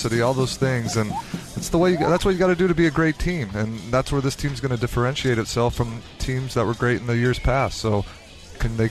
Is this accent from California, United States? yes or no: yes; Southern California, United States; I love growing up in Southern California.